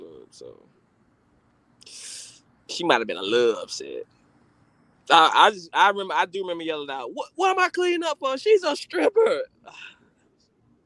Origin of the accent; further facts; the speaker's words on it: the South, United States; I'm from the South